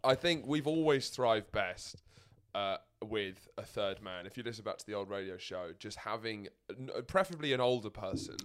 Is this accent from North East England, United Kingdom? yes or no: no; London, United Kingdom; I grew up in London